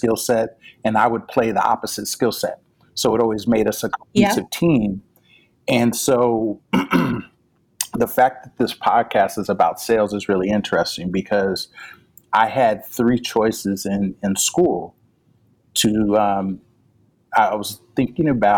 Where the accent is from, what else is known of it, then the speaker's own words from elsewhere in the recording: Pasadena, California, United States; I'm from Pasadena, California, home of the Roses